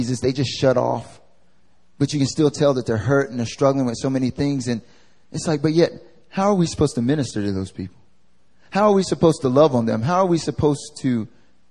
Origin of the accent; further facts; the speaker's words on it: the South, United States; now in Seoul, South Korea; I'm from the South